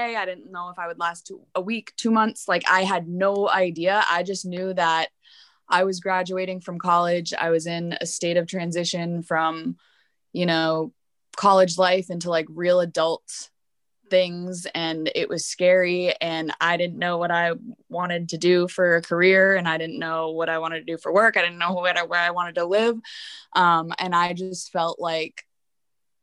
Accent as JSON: {"language": "English", "region": "East Coast", "country": "United States", "said": "we are both from the East Coast."}